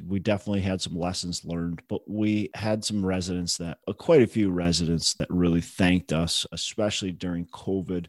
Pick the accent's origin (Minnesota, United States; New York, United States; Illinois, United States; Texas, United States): Minnesota, United States; Minneapolis; I'm from Twin Cities.